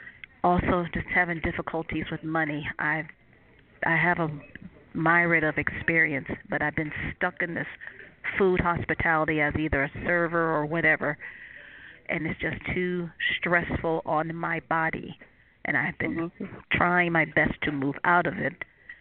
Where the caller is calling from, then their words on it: Cleveland, Ohio, United States; I'm calling from Cleveland, Ohio.